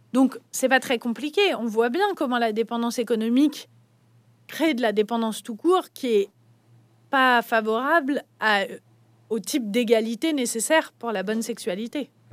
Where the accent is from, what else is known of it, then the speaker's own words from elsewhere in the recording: France; quand on est français